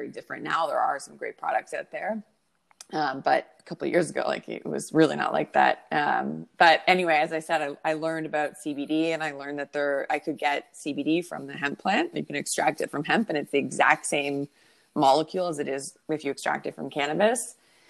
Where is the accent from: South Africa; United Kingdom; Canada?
Canada; also born or lived in Toronto; I'm Canadian, and I am living in Toronto at the moment